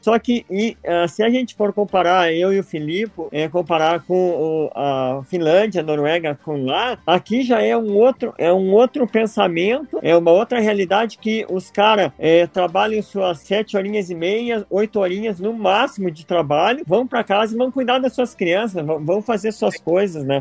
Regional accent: Brazil; moved away as an adult; also born or lived in Italy / Spain; now in Norway; eu sou do Brasil

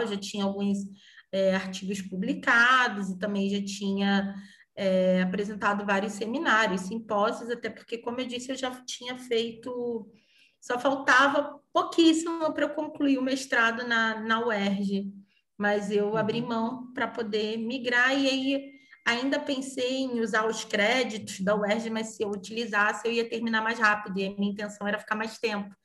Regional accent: Brazil; moved away as an adult; now in Portugal; eu que sou brasileira.

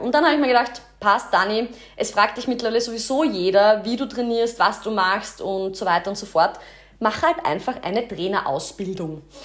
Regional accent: Kapfenberg, Styria, Austria; also born or lived in Graz; ich komme aus Kapfenberg, das ist in der Steiermark, bin dort auch ins Gymnasium gegangen

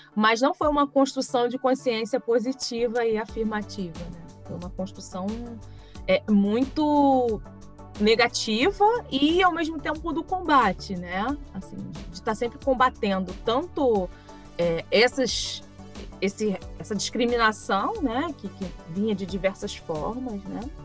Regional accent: Niterói, Rio de Janeiro, Brazil; eu nasci e cresci em Niterói

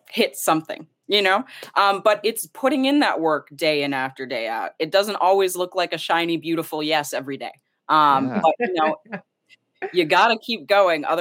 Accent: Madison, Wisconsin, United States; I love Wisconsin. My home state

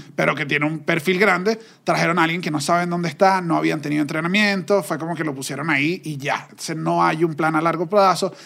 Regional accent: Venezuela; como venezolanos

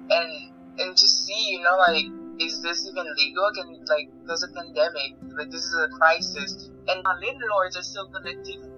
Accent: Haiti; now in Connecticut, United States; I am college student. That's really my life. And I was born in Haiti. Now I live in Connecticut.

